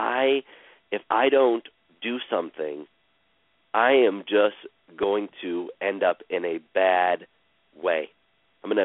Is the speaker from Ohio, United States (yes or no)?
yes; Cleveland, Ohio, United States; I was born in Cleveland, Ohio, on April 24th, 1968